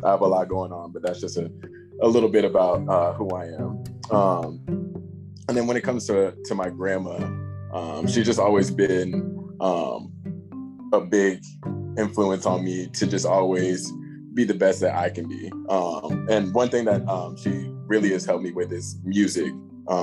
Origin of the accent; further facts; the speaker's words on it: Phoenix, Arizona, United States; I'm from Phoenix, Arizona